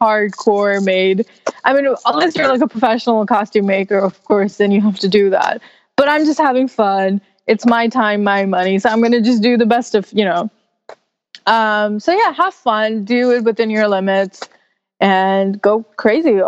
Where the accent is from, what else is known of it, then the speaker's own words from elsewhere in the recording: New York City, New York, United States; In New York City, exploring my hometown